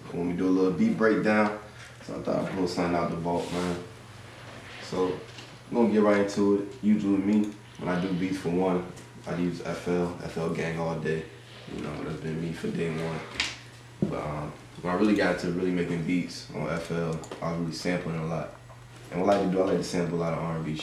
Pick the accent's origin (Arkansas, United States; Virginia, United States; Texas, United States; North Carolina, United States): Virginia, United States; Newport News; I'm from Virginia